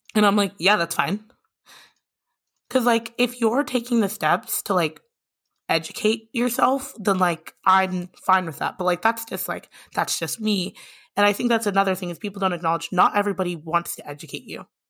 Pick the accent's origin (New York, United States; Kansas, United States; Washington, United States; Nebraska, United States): Nebraska, United States; Lincoln; also born or lived in Minneapolis, Minnesota; I grew up in Lincoln, Nebraska.